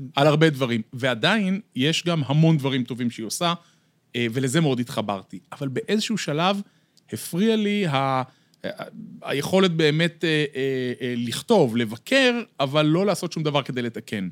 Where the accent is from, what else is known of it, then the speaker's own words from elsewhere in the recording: Bat Yam, Tel Aviv District, Israel; נולדתי בעיר, גדלתי בעיר, אני דור שלישי בבת ים